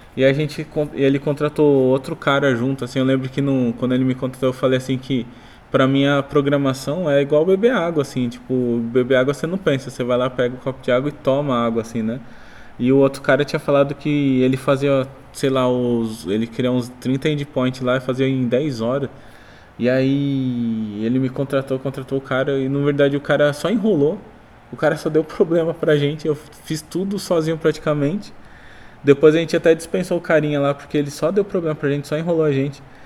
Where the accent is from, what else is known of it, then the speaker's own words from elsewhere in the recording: São Paulo, Brazil; moved away as an adult; now in Boituva, Brazil; eu era de São Paulo